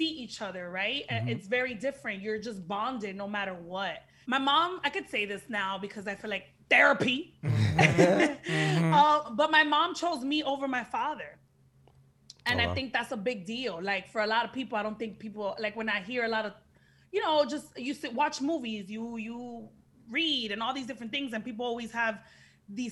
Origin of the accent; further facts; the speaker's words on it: Miami Gardens, Florida, United States; Miami's where I'm from Carroll City